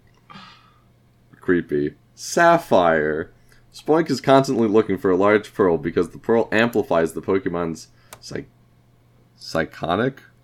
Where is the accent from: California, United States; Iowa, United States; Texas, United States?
Iowa, United States; we are from Iowa